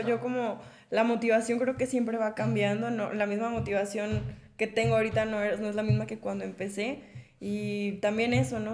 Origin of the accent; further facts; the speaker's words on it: Mexico; como mujer mexicana